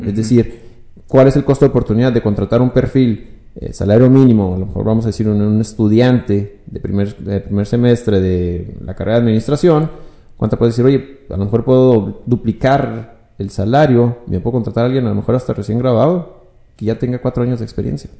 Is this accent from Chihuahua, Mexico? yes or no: yes; Ciudad Juárez, Chihuahua, Mexico; also born or lived in Hidalgo del Parral, Chihuahua; pues me hice juarense. Ya tengo casi 24, 25 años aquí en Ciudad Juárez